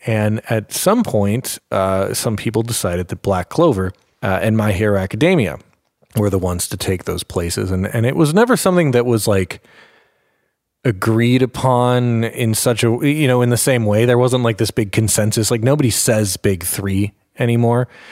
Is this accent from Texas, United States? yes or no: no; Minneapolis, Minnesota, United States; Anime Detour, my hometown convention from Minneapolis